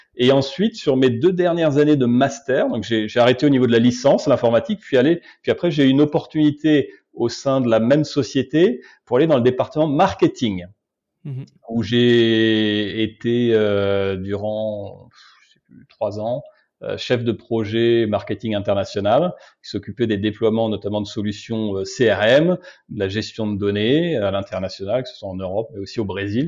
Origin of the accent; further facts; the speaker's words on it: Obernai, Grand Est, France; moved away as an adult; now in Brazil; je suis alsacien d'origine, d'une petite ville qui s'appelle Aubernay, qui doit faire un peu plus de 10 000 habitants